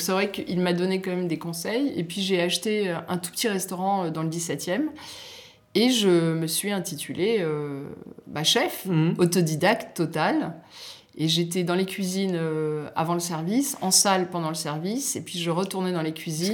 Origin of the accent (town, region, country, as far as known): Nice, Provence-Alpes-Côte d'Azur, France; born or raised there; moved away; also born or lived in Algeria / Paris